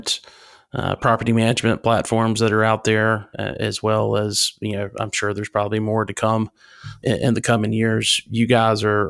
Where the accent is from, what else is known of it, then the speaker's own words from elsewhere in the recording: North Carolina, United States; my home state of North Carolina